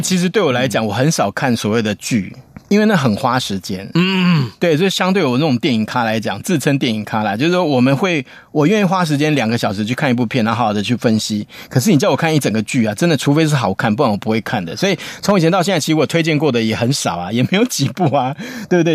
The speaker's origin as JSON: {"language": "Chinese", "country": "Taiwan", "said": "我们台湾人"}